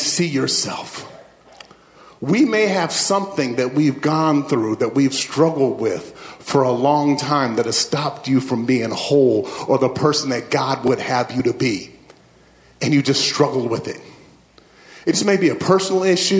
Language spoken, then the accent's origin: English; Midwest, United States; I grew up in the Midwest, and my family, we played sports.